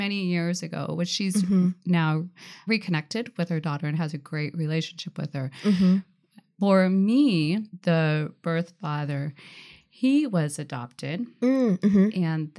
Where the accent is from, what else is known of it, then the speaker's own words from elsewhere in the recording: Tacoma, Washington, United States; I'm from Tacoma area, a little bit more south.